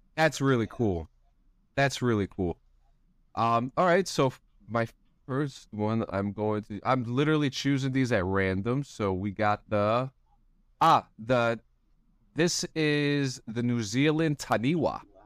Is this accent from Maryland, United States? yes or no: no; New Jersey, United States; I'm from New Jersey.